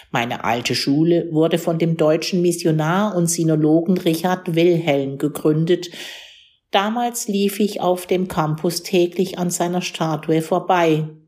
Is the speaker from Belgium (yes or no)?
no; Qingdao, Shandong, China; Ich bin in Qingdao geboren und aufgewachsen, in den meandernden Straßen und den rotdachigen Häusern des alten deutschen Viertels.